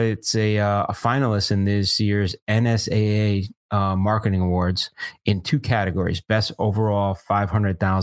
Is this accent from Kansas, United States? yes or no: no; Long Island, New York, United States; I'm from Long Island. I'm a clam guy